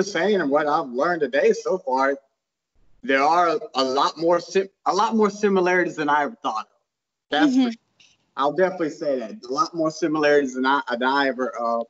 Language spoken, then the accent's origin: English; South Carolina, United States; I'm from South Carolina. I'm from the South of America. Anyways, I, being white